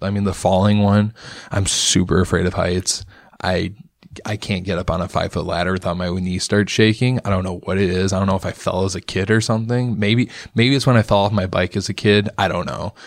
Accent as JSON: {"language": "English", "town": "Rockford", "region": "Illinois", "country": "United States", "tie": "born or raised there", "also_born_or_lived": "McChesney Park", "moved": "as an adult", "lives_now": "Chicago, United States", "said": "I was born and raised in Rockford"}